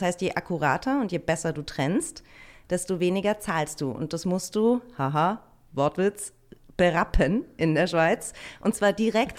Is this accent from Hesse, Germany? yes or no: no; northern Bavaria, Germany; now in Berlin, Germany; ich bin im Norden von Bayern aufgewachsen und habe im Süden gewohnt